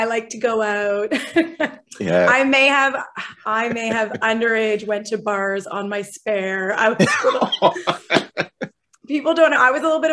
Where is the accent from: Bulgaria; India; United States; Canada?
Canada; LaSalle, Ontario; moved away as an adult; I was born in LaSalle, Ontario. I was raised in LaSalle, Ontario.